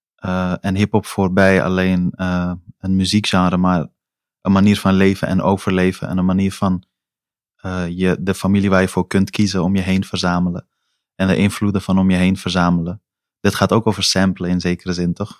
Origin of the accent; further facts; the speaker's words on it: Amsterdam, North Holland, Netherlands; also born or lived in Helmond; als mensen me nu vragen waar ik vandaan kom, antwoord ik beslist Amsterdam Noord